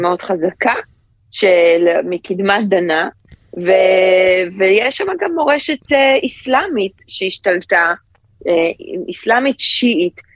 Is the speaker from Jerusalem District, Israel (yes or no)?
no; Ramat HaSharon, Tel Aviv District, Israel; now in New York, United States; אני גדלתי ברמת השרון